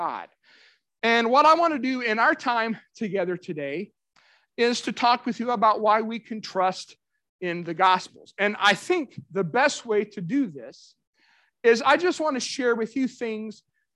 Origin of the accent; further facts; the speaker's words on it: Central Kentucky, United States; moved away; also born or lived in Middle Tennessee; I grew up in Central Kentucky